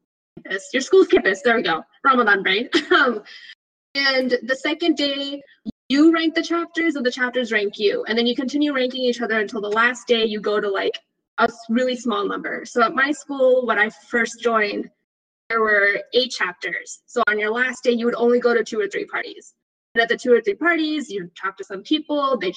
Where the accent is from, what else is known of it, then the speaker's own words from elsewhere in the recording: Texas, United States; also born or lived in Midwest; I'm from Texas